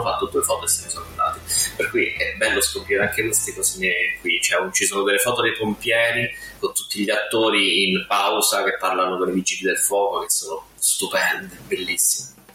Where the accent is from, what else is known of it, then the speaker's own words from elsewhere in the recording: Abruzzo, Italy; io sono abruzzese di nascita